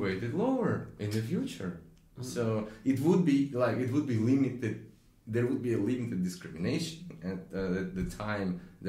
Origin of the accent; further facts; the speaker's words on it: Russia; moved away; me growing up in Russia